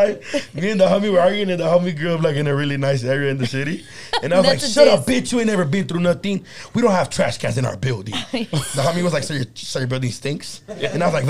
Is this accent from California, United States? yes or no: yes; Los Angeles, California, United States; People always ask me if I'm from East LA. I'm like, no, I'm by Dodger Stadium.